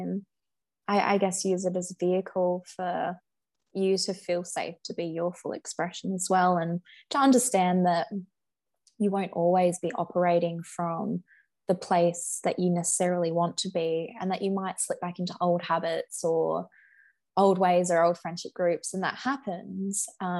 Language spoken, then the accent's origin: English; Australia; another Australian